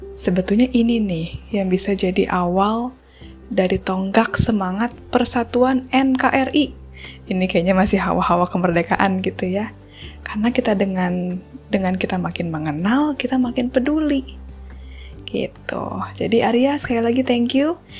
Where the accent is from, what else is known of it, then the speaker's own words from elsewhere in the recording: Java, Indonesia; saya sebagai orang Jawa